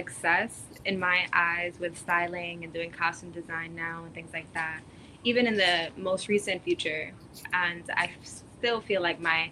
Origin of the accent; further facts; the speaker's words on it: New York, United States; growing up in New York, like I guess in high school and in school